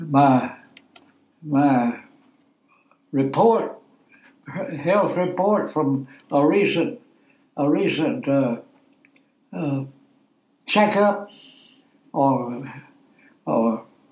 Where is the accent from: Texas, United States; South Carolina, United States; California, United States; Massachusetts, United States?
South Carolina, United States; Rock Hill; also born or lived in Lancaster, South Carolina; I was born in Lancaster and moved to Rock Hill when I was 7 years old. Been here ever since